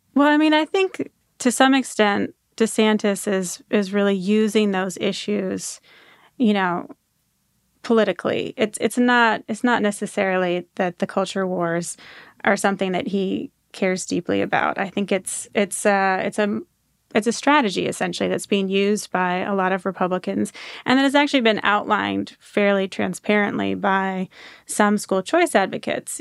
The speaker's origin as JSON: {"language": "English", "region": "Washington", "country": "United States", "tie": "born or raised there", "also_born_or_lived": "Florida", "moved": "as an adult", "said": "I grew up in Washington State, um, in a conservative corner of Washington State"}